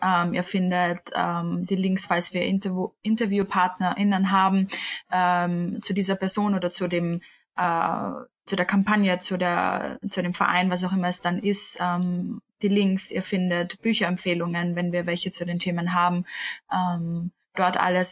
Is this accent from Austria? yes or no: yes; Vienna, Austria; ich bin 25 und bin aus Wien beziehungsweise wohne auch in Wien